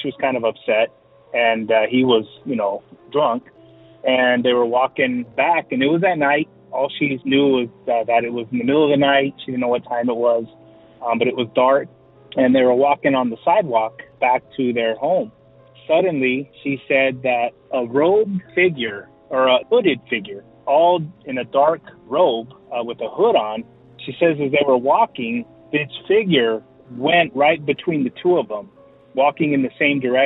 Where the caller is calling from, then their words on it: San Diego, California, United States; calling from San Diego, California